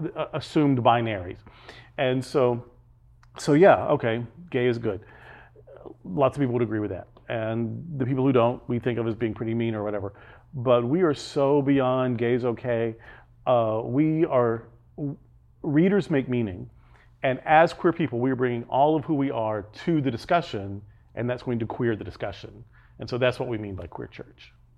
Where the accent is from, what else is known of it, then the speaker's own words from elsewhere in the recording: Arkansas, United States; also born or lived in Alabama; now in Fort Lauderdale, United States; I grew up in Arkansas in the seventies